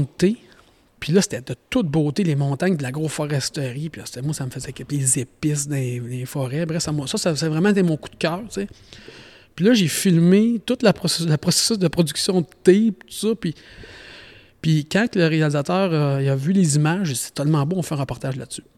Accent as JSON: {"language": "French", "town": "Saint-Wenceslas", "region": "Quebec", "country": "Canada", "lives_now": "Sainte-Monique, Canada", "said": "je viens de Saint-Wenceslas. OK. Pas trop loin de ce que j'habite en ce moment, Sainte-Monique."}